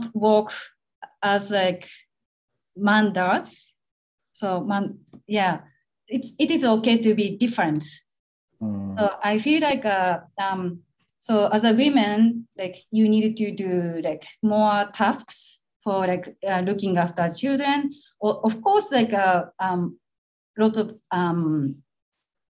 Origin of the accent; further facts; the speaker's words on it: Shiga, Japan; English is a second language; now in Tokyo, Japan; I was raised by my grandparents, especially my grandma. But I'm from Shiga